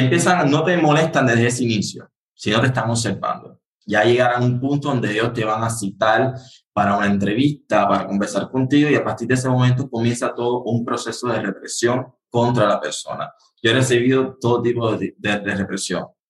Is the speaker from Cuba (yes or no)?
yes; Havana, Cuba; yo nací aquí en La Habana, soy originario aquí de la capital.